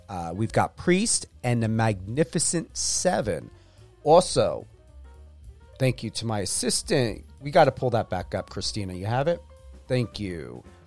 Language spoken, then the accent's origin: English; East Coast, New York area, United States; moved away as an adult; now in Las Vegas, United States; I'm from the East Coast. We have pine trees